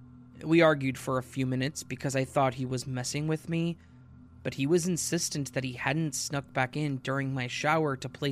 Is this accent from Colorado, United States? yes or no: yes; Denver, Colorado, United States; We're from Denver, so we drive in the mountains a lot, and I'm fairly accustomed to it.